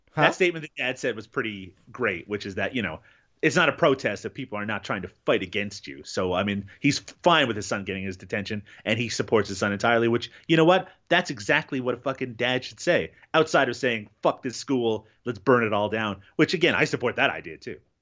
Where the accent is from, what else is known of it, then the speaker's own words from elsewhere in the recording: Newfoundland and Labrador, Canada; I grew up in Newfoundland, um, here in Canada